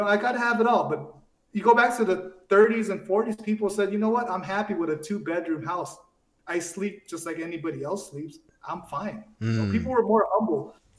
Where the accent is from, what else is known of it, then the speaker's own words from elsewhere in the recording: La Puente, California, United States; moved away as an adult; also born or lived in New York City / Sacramento; growing up in La Puente.